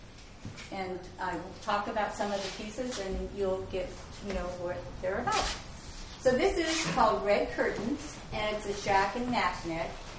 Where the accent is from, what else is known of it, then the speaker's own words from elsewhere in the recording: Kodiak, Alaska, United States; I'm from Kodiak, and I've lived there most of my life